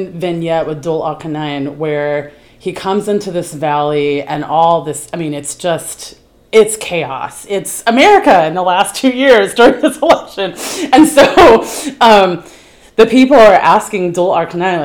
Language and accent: English; the South, United States; moved away; I'm from the South